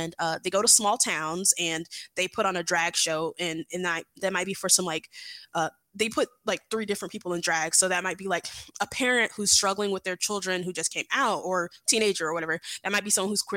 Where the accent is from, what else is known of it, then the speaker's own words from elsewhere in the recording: Atlanta, Georgia, United States; also born or lived in Savannah, Georgia / Augusta, Georgia; Born and raised in Atlanta